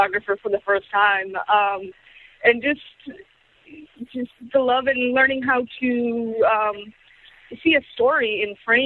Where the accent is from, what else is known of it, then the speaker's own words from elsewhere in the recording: Boston, Massachusetts, United States; moved away; also born or lived in Austin, Texas; I grew up in Boston, and I was always the kid running around, you know, snapping photos